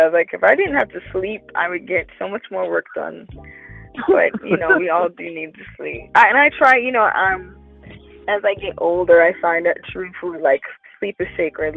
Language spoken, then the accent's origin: English; New York, United States; I'm a New Yorker for real